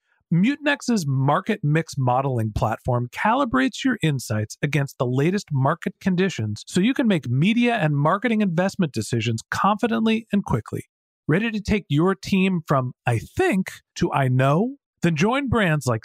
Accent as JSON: {"language": "English", "area": "Bay Area", "region": "California", "country": "United States", "tie": "born or raised there", "also_born_or_lived": "Boston", "said": "I grew up in the Bay Area"}